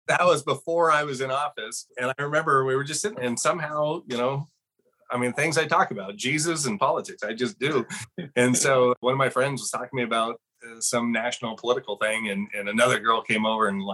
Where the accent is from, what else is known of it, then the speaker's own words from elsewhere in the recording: Tigard, Oregon, United States; moved away as an adult; now in Central Oregon, United States; I really did love growing up in Tigard